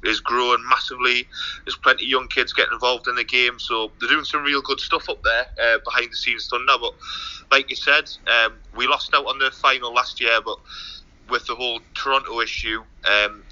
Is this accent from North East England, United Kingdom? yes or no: yes; North Shields, North East England, United Kingdom; I'm from North Shields, which is quite near the coast, in Tynemouth